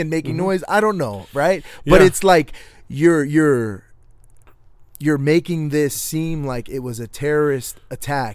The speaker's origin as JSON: {"language": "English", "region": "Connecticut", "country": "United States", "moved": "yes", "said": "I'm from Connecticut, so I have a lot of liberal family, a lot of liberal friends from, like, back home"}